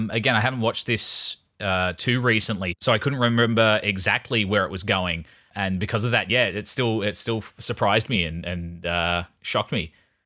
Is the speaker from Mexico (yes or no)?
no; Australia; I'm an Australian.